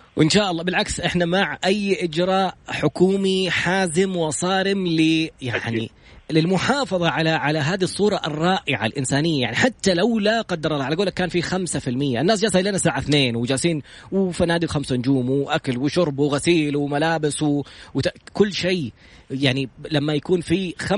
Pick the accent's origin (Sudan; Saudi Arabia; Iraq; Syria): Saudi Arabia; انا سعودي